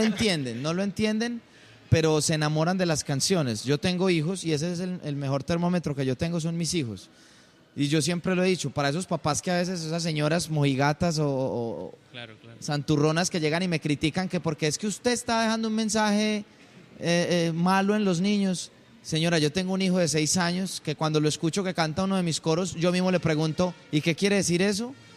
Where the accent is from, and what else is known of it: Colombia